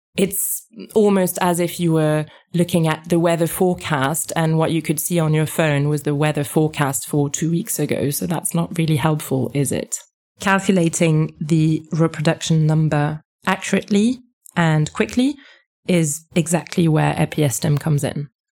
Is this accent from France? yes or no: yes; France; moved away as an adult; I was raised in France. This is where I went to school.